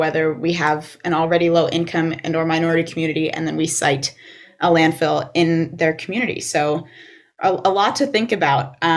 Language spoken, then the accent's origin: English; Livingston Manor, New York, United States; I grew up in Sullivan County in Livingston Manor